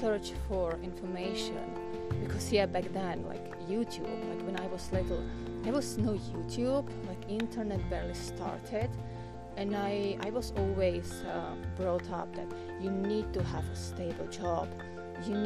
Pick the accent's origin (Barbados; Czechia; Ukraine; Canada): Czechia; first language Czech; English is a second language; my native language, which is Czech